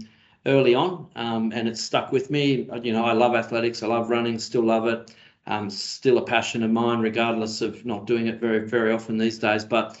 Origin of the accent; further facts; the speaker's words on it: Mount Druitt, New South Wales, Australia; when I grew up in Mount Druitt